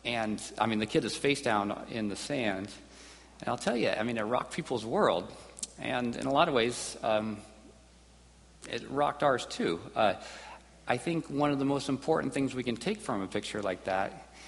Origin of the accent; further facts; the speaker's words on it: United States; growing up in America